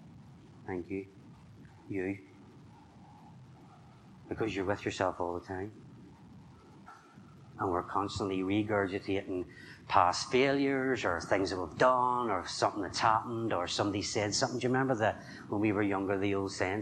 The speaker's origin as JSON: {"language": "English", "region": "Northern Ireland", "country": "United Kingdom", "said": "I'm from Northern Ireland."}